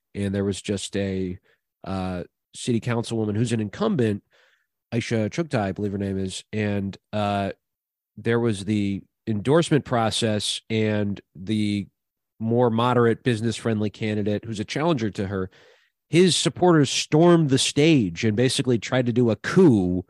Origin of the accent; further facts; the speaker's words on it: Minnesota, United States; moved away; Minnesota, my home state